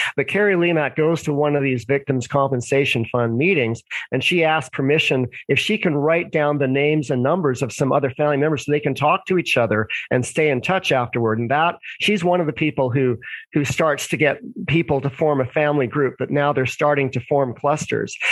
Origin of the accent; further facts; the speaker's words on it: Vancouver, British Columbia, Canada; also born or lived in Toronto; I was born in Vancouver, Canada.